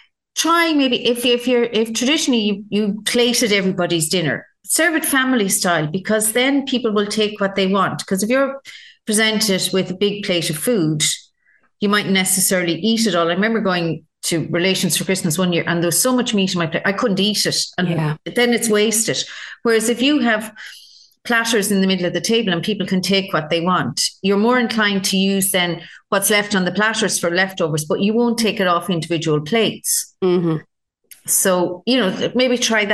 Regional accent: Ireland; we're Irish.

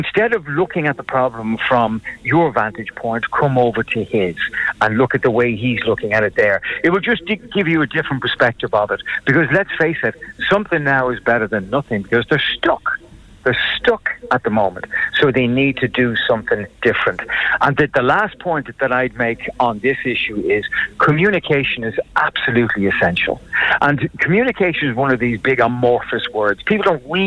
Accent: Ireland; we're Irish

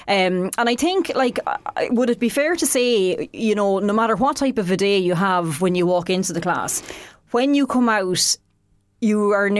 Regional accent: Leinster, Ireland; accent: Laois; the same Leash accent as I do.

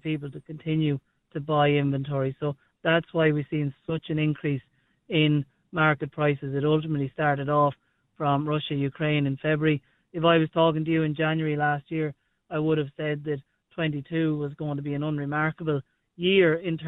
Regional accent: Lusmagh, County Offaly, Ireland; moved away as an adult; also born or lived in United Kingdom / United States; growing up in Lusmah, rural Ireland, very familiar with farming

